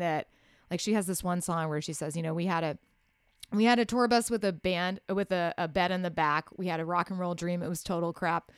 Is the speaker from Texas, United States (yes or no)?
yes; Waco, Texas, United States; moved away as an adult; also born or lived in Austin, United States; now in Nashville, United States; I grew up in Waco where there I didn't have independent radio